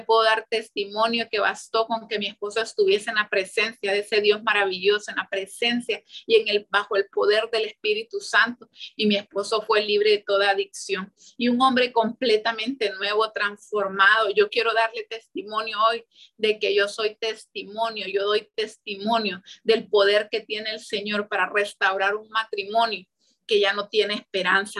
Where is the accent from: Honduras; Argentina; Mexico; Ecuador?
Honduras; Santa Bárbara; moved away; also born or lived in San Pedro Sula; yo soy de Santa Bárbara pero ya en ese tiempo yo vivía en San Pedro Sula